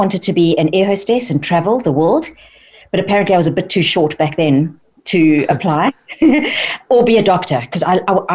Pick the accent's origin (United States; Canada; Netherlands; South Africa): South Africa; moved away as an adult; also born or lived in London, United Kingdom; now in United Kingdom; I was born and brought up in South Africa by French parents